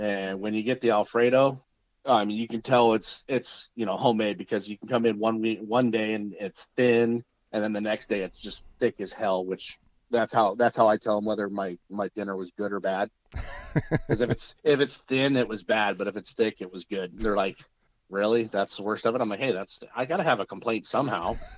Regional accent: Medford, Oregon, United States; also born or lived in Whittier, California; I am from Medford, Oregon, originally born in uh, Whittier, California. So, I am originally from LA, but I was we moved out of there when I was five

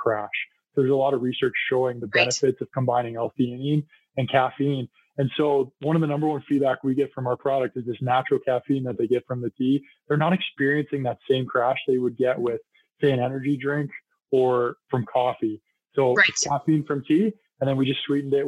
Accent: Penticton, British Columbia, Canada; moved away; I actually went to high school in Penticton too

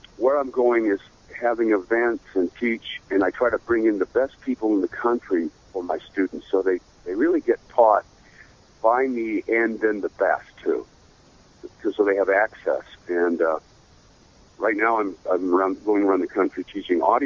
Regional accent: Seattle, Washington, United States; moved away; also born or lived in Idaho / Los Angeles; I have a ranch in Idaho, and I grew up in Seattle

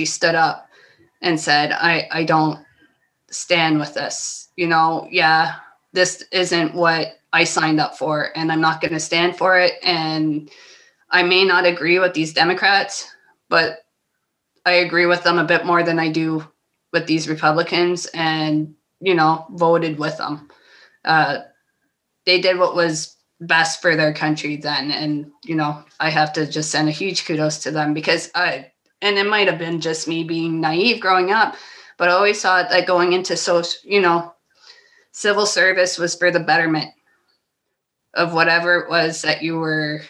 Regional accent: Ontario, Canada; As a Canadian

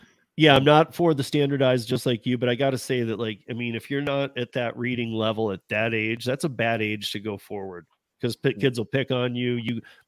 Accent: Michigan, United States; I'm born and raised in Michigan

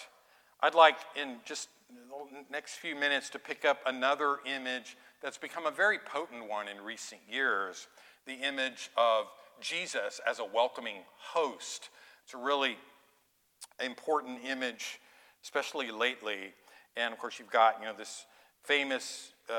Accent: Oildale, California, United States; I'm from Oildale. My grandma lived behind … ma

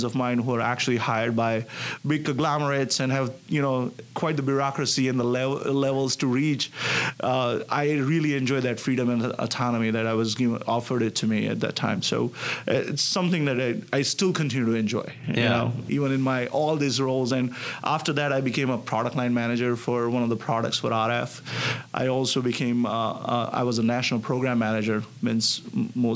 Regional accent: India; moved away as an adult; now in Connecticut, United States; I'm originally from India. And I grew up there, did my bachelor's

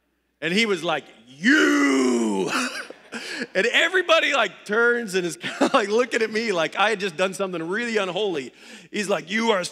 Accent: Ohio, United States; moved away; I grew up in Ohio

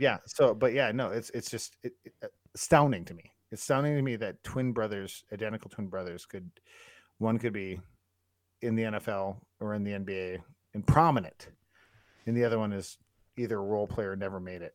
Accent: Turtle Lake, Wisconsin, United States; moved away; also born or lived in Duluth, Minnesota; when I was a kid, we moved from Rice Lake to Turtle Lake.

